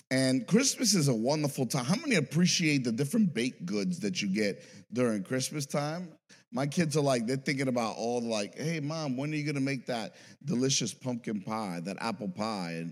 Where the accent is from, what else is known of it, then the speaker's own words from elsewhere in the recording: New York City, New York, United States; I came from New York City, I never heard of this.